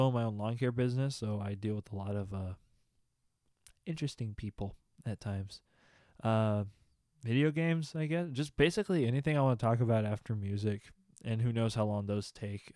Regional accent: Austin, Texas, United States; I'm from Austin

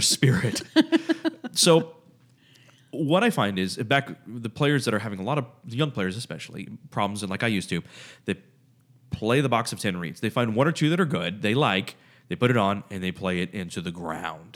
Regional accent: United States; I'm an American.

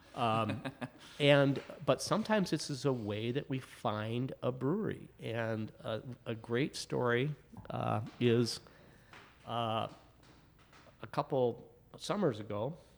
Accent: Michigan, United States; now in Chicago, United States; I'm from Michigan, so I was kind of, you know, uh, very proud of my local beer.

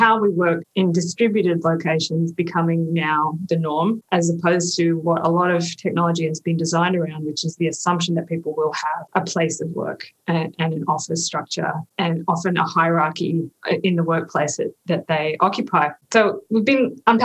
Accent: Australia; moved away as an adult; now in United States; me as an Australian

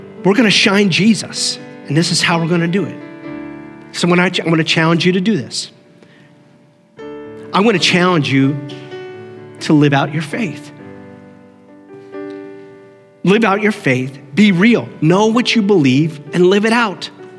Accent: Canton, Ohio, United States; also born or lived in Lancaster, Pennsylvania; I was 5 years old when we moved from Lancaster, Pennsylvania to Canton, Ohio

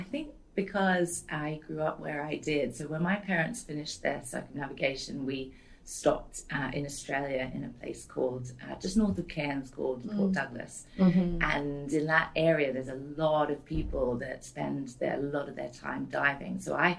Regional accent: Cyprus; born there; I was born in Cyprus, which, yeah, at the time was one of the safest places to have a baby in that part of the world.

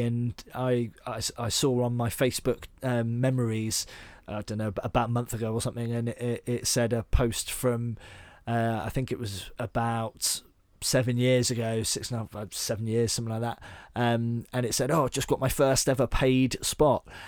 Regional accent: Devon, South West England, United Kingdom; moved away as an adult; also born or lived in Bath; so I grew up in Devon, but I moved up to Bath, and when I was about twenty-one

